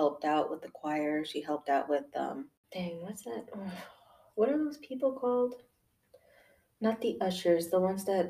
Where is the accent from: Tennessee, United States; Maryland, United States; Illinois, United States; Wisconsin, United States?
Illinois, United States; Chicago; I'm originally from Chicago, Illinois.